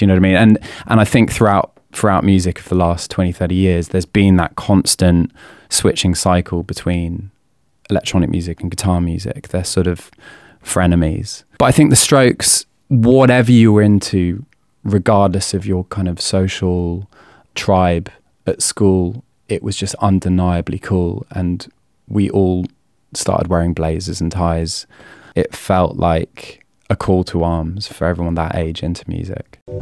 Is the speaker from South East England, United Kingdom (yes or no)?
yes; a village just outside of Oxford, South East England, United Kingdom; I turned 16 in May 2001, and at the time I was living in a village just outside of Oxford